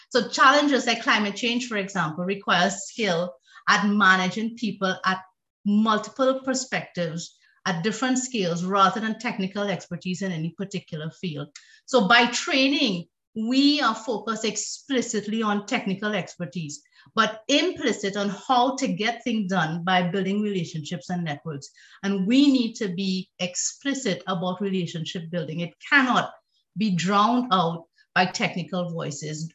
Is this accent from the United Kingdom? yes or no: no; Trinidad & Tobago; I am originally from Trinidad and Tobago